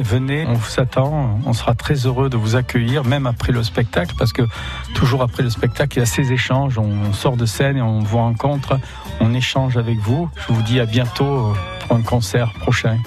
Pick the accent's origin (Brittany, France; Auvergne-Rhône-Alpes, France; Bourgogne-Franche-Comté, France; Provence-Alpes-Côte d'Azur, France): Provence-Alpes-Côte d'Azur, France; Sorgues; Je suis né à Sors